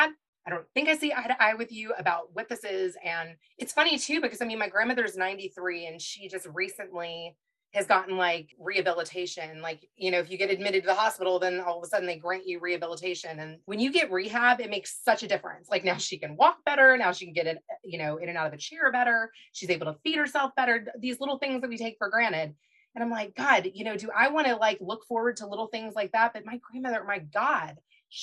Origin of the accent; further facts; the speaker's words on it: Kentucky, United States; I'm from Kentucky. So I knew a lot of my great grandparents and I was raised by my grandparents as well